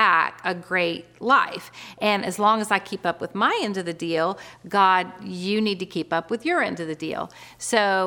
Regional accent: Florida, United States; now in North Carolina, United States; Originally, I'm from Florida, which is kind of a funny fact about me because I've lived in North Carolina my whole adult life.

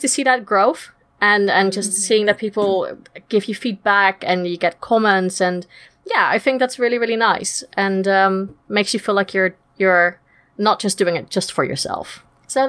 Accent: Netherlands; moved away as an adult; now in United Kingdom; I'm originally from Holland, as you can't tell from the funny accent, but I've been living in the UK now for the last 10 years

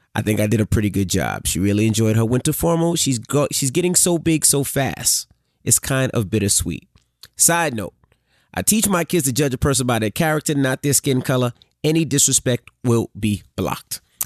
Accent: New York City, New York, United States; I grew up in Queens

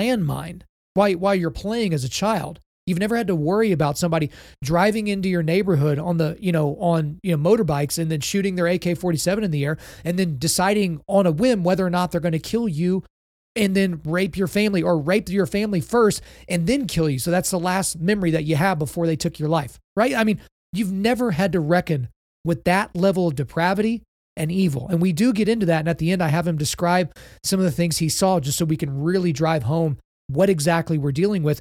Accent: Oklahoma, United States; growing up in Oklahoma in the middle of the United States of America

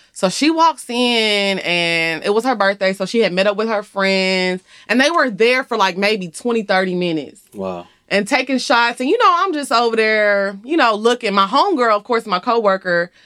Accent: Orange, Texas, United States; moved away as an adult; also born or lived in Houston, Texas; now in Atlanta, United States; I grew up in Orange, Texas

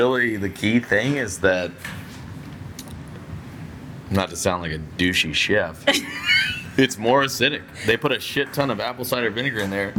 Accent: Charlottesville, Virginia, United States; now in New Orleans, United States; I'm from Charlottesville, Virginia. It's only 2 hours away.

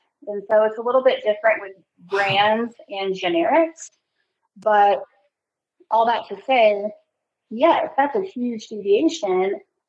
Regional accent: California, United States; now in Texas, United States; So, you know, I came from California. California has pretty strict standards when it comes to their state board of pharmacy

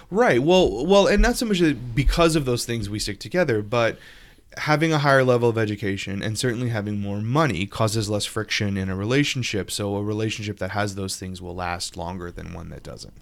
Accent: Louisiana, United States; my home state, Louisiana.

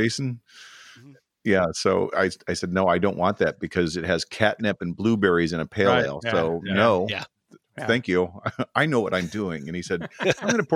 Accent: San Diego, California, United States; I'm from San Diego

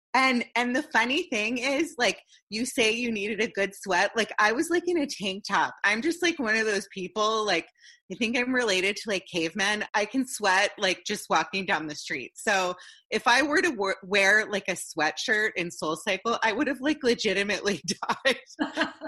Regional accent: Potomac, Maryland, United States; as a kid growing up in Potomac, Maryland, in the DC area

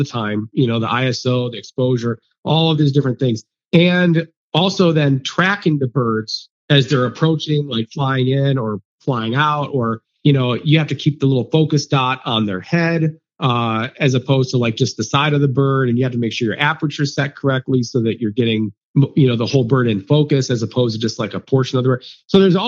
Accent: Ohio, United States; moved away; growing up in Ohio

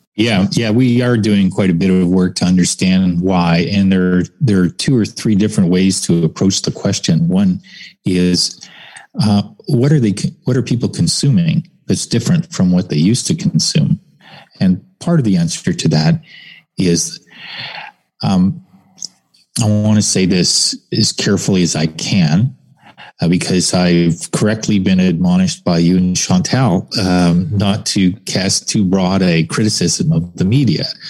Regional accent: Canada

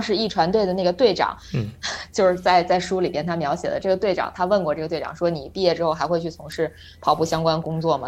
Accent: China; 包括我们中国人也会去看

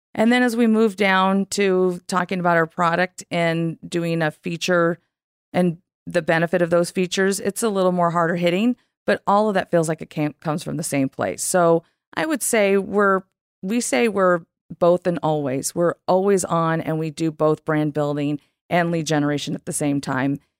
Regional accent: Southern California, United States; I'm from California.

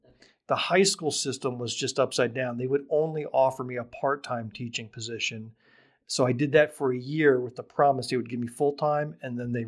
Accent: the South, United States; now in Greenwood, United States; I'm a Southerner. I've certainly, as I said in one of my speeches, I moved to Greenwood out of love for a woman

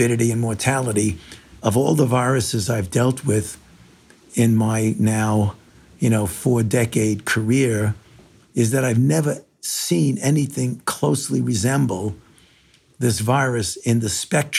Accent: New York City, New York, United States; moved away; I was born in New York, in Brooklyn

